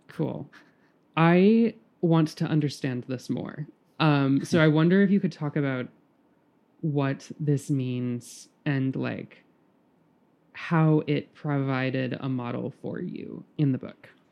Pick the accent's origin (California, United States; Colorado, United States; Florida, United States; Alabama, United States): Alabama, United States; Birmingham; moved away; also born or lived in New York; I'm from Birmingham, Alabama